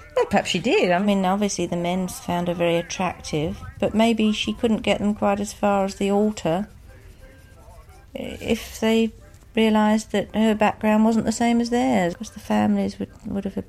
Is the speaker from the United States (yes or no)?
no; England, United Kingdom